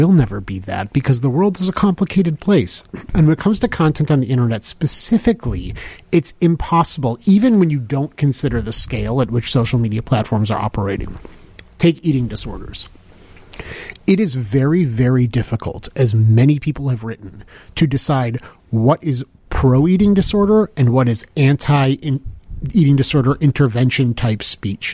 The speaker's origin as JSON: {"language": "English", "town": "Skokie", "region": "Illinois", "country": "United States", "tie": "born or raised there", "said": "Growing up in Skokie"}